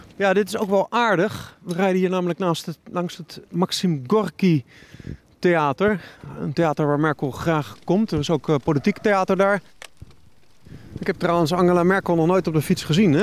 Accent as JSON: {"language": "Dutch", "country": "Netherlands", "moved": "yes", "lives_now": "Berlin, Germany", "said": "als Nederlander"}